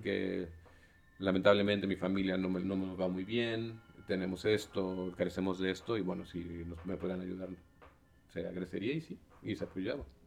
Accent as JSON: {"language": "Spanish", "town": "Xalapa", "region": "Veracruz", "country": "Mexico", "tie": "born or raised there", "said": "yo crecí en, en Jalapa"}